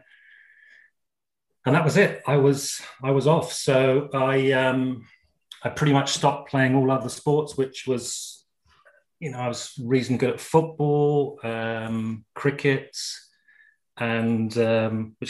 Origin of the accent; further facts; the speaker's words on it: Gloucestershire, South West England, United Kingdom; also born or lived in Essex; I was born and raised in Essex for the first 4 years, and then family moved down to Gloucestershire, 1971.